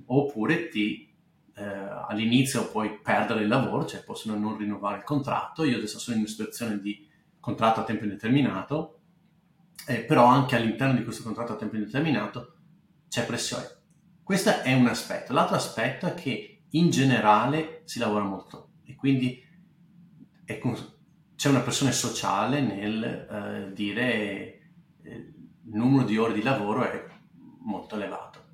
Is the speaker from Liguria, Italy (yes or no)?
no; Bassano del Grappa, Veneto, Italy; moved away as an adult; also born or lived in England; now in California, United States; io sono nato abbastanza in Grappa, vivi, nasci e cresci abbastanza in Grappa